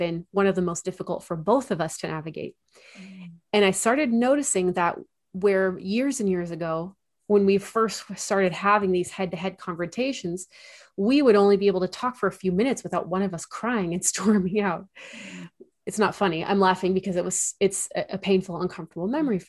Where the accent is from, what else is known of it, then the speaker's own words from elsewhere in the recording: Central Coast of California, United States; moved away as an adult; also born or lived in Chicago area; I grew up in the Central Coast of California